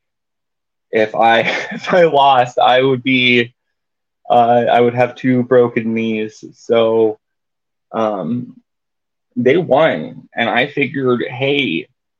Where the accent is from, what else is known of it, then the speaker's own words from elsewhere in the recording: Tucson, Arizona, United States; I grew up in Southern Arizona in the Tucson area